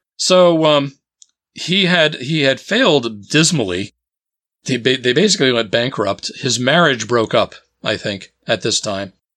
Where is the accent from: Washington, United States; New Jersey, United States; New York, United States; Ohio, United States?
New Jersey, United States; moved away as an adult; also born or lived in Boston area; I grew up in New Jersey